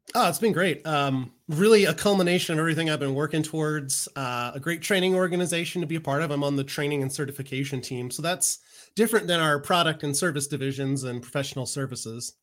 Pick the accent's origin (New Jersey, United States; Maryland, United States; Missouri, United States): Maryland, United States; a college in my hometown in Maryland